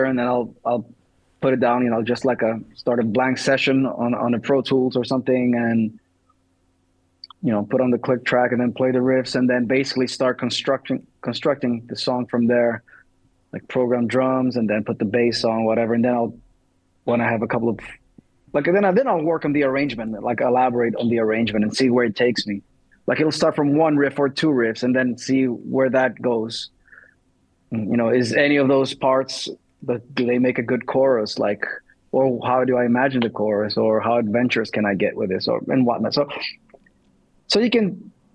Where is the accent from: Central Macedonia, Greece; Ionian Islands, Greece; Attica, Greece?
Central Macedonia, Greece; Thessaloniki; I'm from Thessaloniki